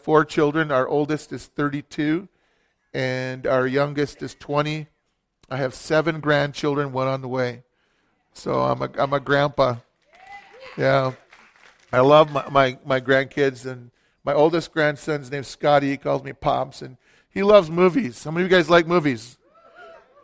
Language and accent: English; Billings, Montana, United States; also born or lived in Green Bay, Wisconsin; I grew up in Billings, Montana.